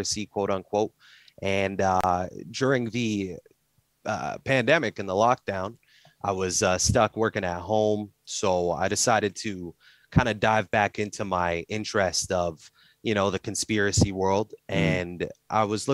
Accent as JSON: {"language": "English", "country": "Canada", "said": "I'm from Canada"}